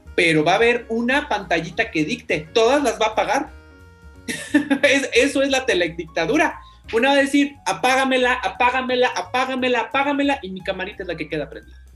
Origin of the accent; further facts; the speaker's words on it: Mexico; entendernos como mexicanos